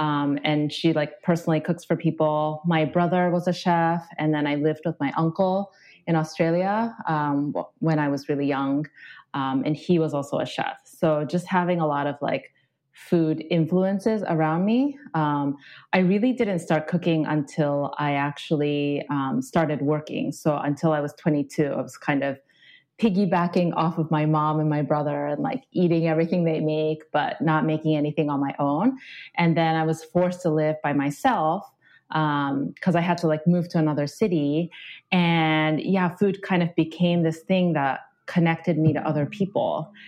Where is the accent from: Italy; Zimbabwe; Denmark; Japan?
Japan; now in United States; So I grew up in Japan, and then I moved to the U.S. how many years ago? Probably like 5 years ago, maybe.